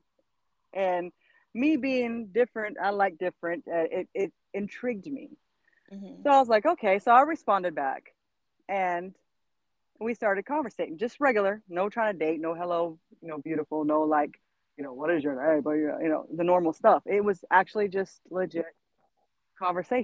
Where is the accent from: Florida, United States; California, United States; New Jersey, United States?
Florida, United States; Jacksonville; moved away as an adult; now in Fayetteville, United States; Was raised in Jacksonville, Florida